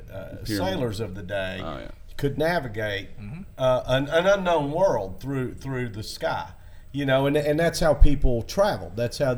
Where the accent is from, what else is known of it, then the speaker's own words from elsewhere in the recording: Tennessee, United States; now in Florida, United States; my body reacted to Florida because I came from Tennessee.